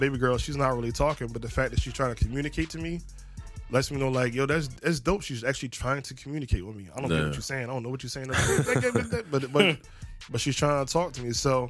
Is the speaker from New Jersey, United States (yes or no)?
yes; Camden, New Jersey, United States; now in Philadelphia, United States; I grew up in Camden, so... Grew up in Camden and then came to Philly.